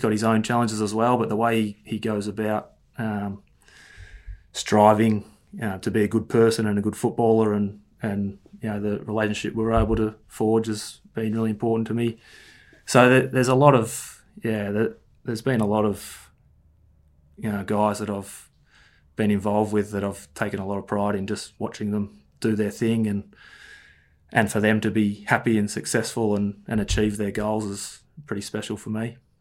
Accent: Ferntree Gully, Victoria, Australia; I grew up in Ferntree Gully

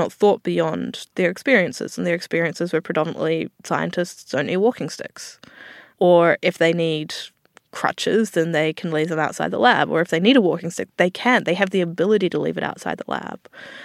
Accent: New Zealand; now in Australia; some people will have heard my accent. I'm from New Zealand originally

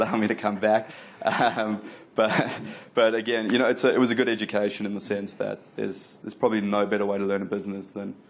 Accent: Durban, KwaZulu-Natal, South Africa; moved away as an adult; also born or lived in Melbourne, Australia; now in Sydney, Australia; So I grew up in Durban, South Africa, moved to Australia about 12 years ago to finish off my university degree in Melbourne, came across to Sydney.

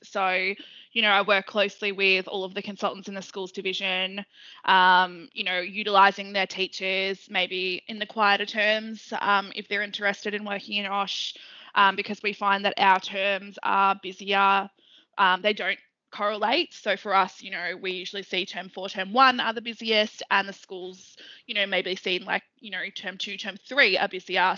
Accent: Melbourne, Victoria, Australia; I grew up in Melbourne, eastern suburbs.

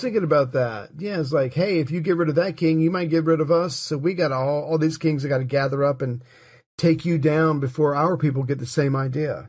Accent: United States; As an American

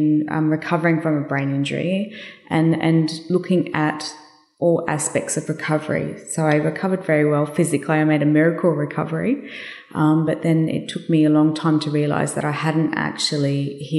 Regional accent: Brisbane, Queensland, Australia; I got airlifted back to Brisbane, which was my hometown

